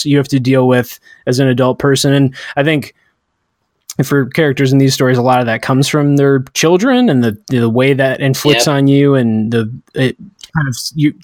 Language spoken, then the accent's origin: English; United States; we're all American